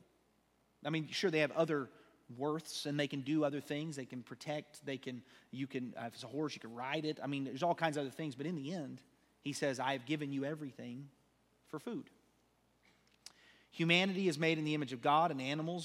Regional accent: United States; we're American

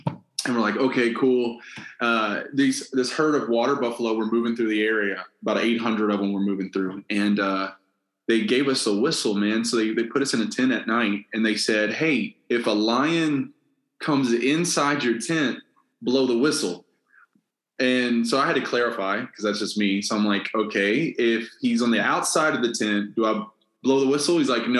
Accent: Kentucky, United States; I grew up on Jim Beam's property. My dad pastors a church literally right outside of Jim Beam.

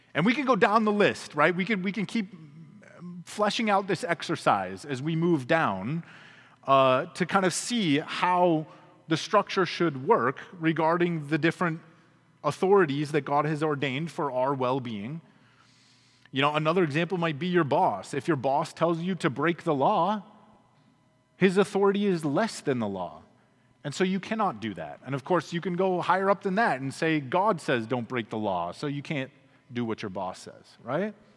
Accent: United States; us as American Christians

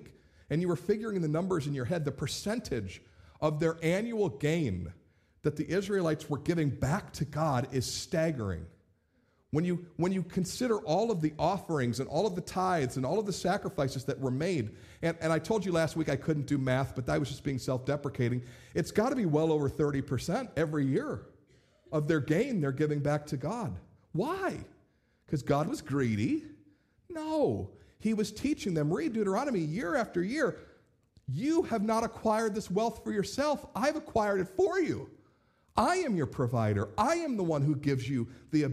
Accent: United States; ourselves as American Christians

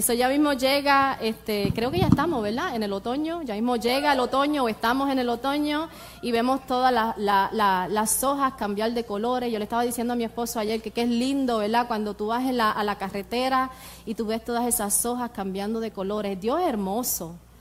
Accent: Puerto Rico; moved away; yo soy de Puerto Rico, yo me crié en Puerto Rico

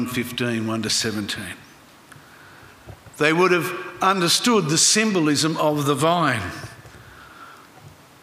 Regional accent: Griffith, New South Wales, Australia; growing up in Griffith in the Riverina

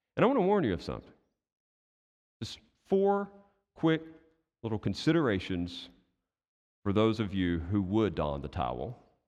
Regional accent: United States; I'm American too

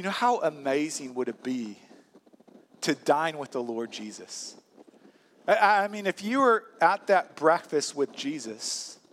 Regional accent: St. Louis, Missouri, United States; moved away as an adult; now in Wisconsin, United States; I'm from St. Louis, Missouri

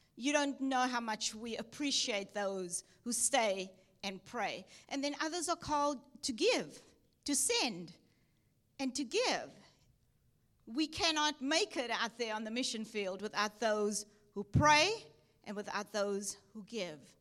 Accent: Cape Town, Western Cape, South Africa; moved away as an adult; also born or lived in Durban, South Africa / Texas, United States; I was born in South Africa, Cape Town, South Africa, went to Durban, South Africa to study at Bible College

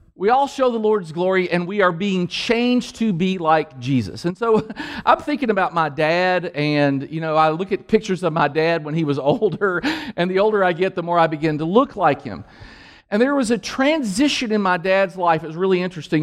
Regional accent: Danville, Kentucky, United States; in the hood where I grew up in Danville, on the mean streets of Danville, Kentucky

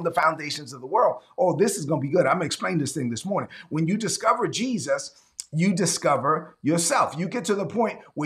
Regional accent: New York City, New York, United States; When I was growing up in Brooklyn, there were a lot of people around me. This was in the 70s and 80s.

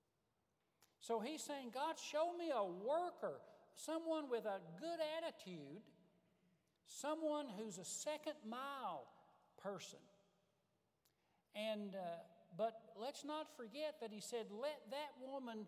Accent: Marstown, Tennessee, United States; moved away as an adult; also born or lived in Wilmore, Kentucky; I was from Marstown, Tennessee.

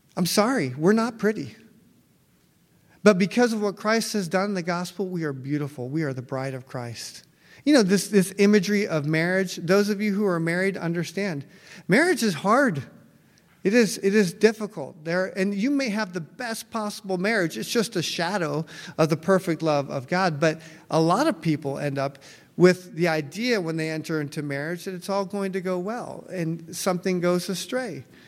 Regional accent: United States; I'm American

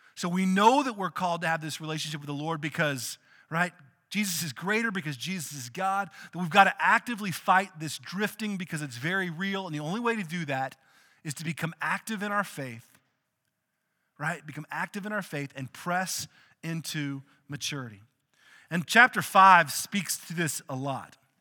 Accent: outside of Austin, Texas, United States; we grew up outside of Austin

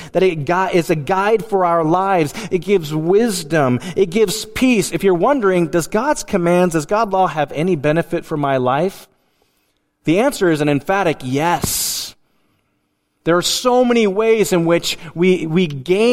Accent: Willow, Alaska, United States; I grew up in Willow, Alaska.

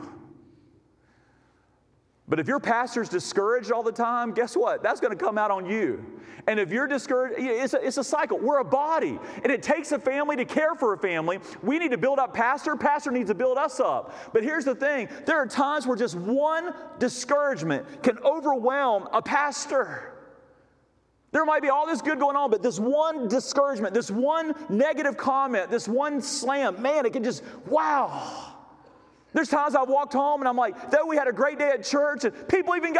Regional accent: Thomasville, North Carolina, United States; also born or lived in Denton; I was born over in Thomasville Hospital

